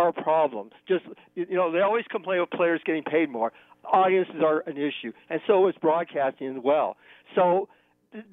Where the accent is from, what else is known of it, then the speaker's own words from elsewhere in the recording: Canada; I am a Canadian